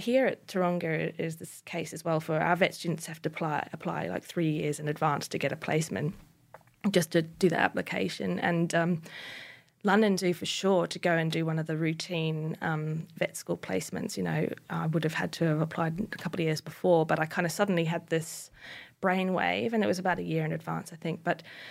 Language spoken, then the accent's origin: English; Northland, New Zealand; So I was born in North New Zealand, in Northland, and grew up on a small farm.